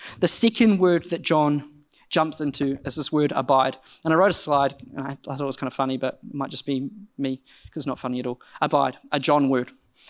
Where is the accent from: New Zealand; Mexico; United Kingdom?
New Zealand; Rotorua, Bay of Plenty; Now, I don't know about you, but I grew up in Rotorua, and from a young age, I grew up in quite a conservative Brethren church